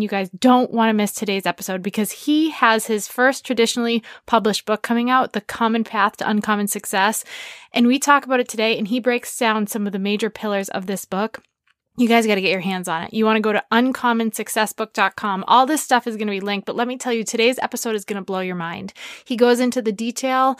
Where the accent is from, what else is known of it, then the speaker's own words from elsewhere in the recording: New Hampshire, United States; I grew up in New Hampshire